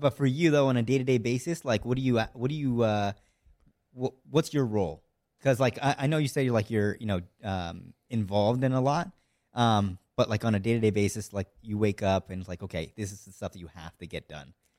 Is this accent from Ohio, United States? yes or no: no; near Seattle, Washington, United States; from Washington State, so, like, near Seattle